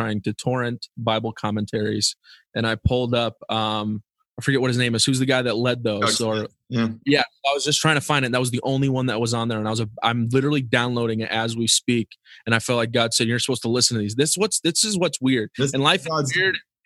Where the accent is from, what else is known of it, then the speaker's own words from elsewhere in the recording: Springfield, Missouri, United States; moved away as an adult; also born or lived in Binghamton, New York; So I grew up in Springfield. I'm a Springfield kid here all the way through.